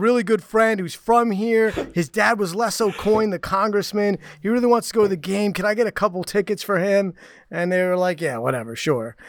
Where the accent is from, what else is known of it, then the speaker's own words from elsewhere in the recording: United States; moved away as an adult; also born or lived in Charleston, South Carolina / Washington, D.C.; I'm from New York, New Jersey